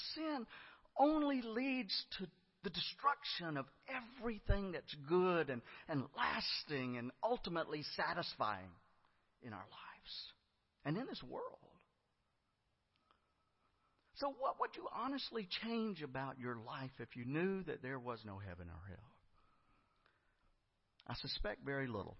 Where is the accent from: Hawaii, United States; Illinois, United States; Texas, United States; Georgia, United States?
Georgia, United States; Griffin; I was a youth growing up in First Baptist Church of Griffin, Georgia